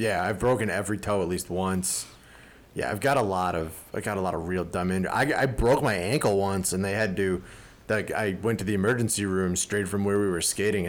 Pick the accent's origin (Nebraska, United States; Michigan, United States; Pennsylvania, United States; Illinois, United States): Illinois, United States; Chicago; growing up in Chicago